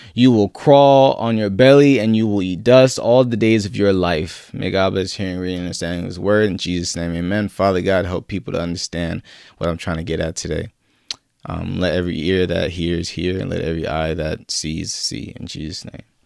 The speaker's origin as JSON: {"language": "English", "town": "San Diego", "region": "California", "country": "United States", "tie": "born or raised there", "said": "I grew up in Southeast San Diego, not your typical, you know, image of San Diego"}